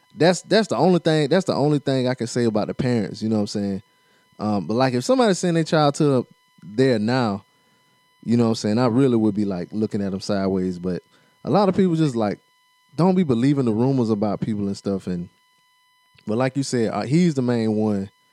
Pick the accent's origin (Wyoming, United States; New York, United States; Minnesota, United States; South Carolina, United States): South Carolina, United States; accent: South Carolina; My accent is so South Carolina